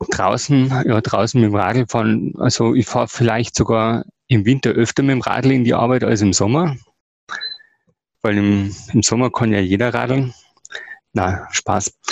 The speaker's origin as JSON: {"language": "German", "town": "Ingolstadt", "region": "Bavaria", "country": "Germany", "tie": "born or raised there", "said": "Nein, ich bin Ingolstädter, geboren in Ingolstadt, aufgewachsen in Ingolstadt."}